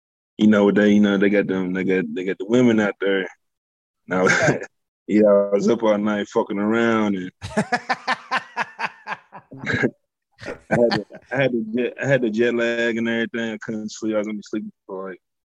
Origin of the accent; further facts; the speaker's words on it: Jeffersonville, Indiana, United States; also born or lived in Louisville, Kentucky; I grew up in Southern Indiana, born in Louisville. Right across the Ohio River. It's a small city called Jeffersonville. That's where I grew up